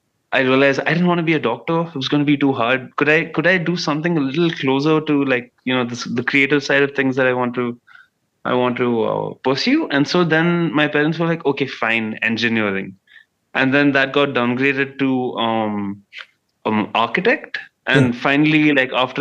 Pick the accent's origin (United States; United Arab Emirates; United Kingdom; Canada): United Arab Emirates; also born or lived in Bangalore, India; I was born in Bangalore and raised between like Sharjah and Dubai in the United Arab Emirates.